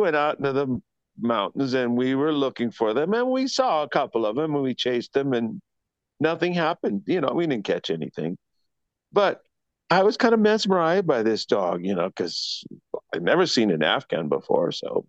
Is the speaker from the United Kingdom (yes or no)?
no; Panama; born there; I was born in Panama to a military family.